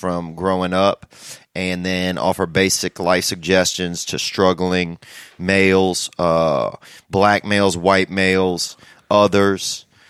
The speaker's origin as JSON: {"language": "English", "region": "Louisiana", "country": "United States", "tie": "born or raised there", "moved": "yes", "said": "I came from the South. I grew up in just a small town in Louisiana."}